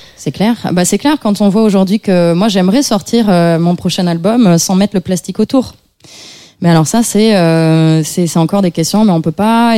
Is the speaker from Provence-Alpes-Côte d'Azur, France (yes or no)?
yes; Avignon, Provence-Alpes-Côte d'Azur, France; je viens d'Avignon, je viens d'une famille, euh, je dirais de classe moyenne